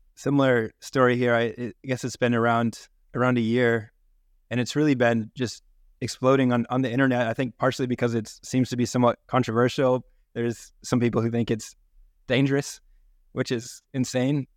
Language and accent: English; New Hampshire, United States; I grew up in New Hampshire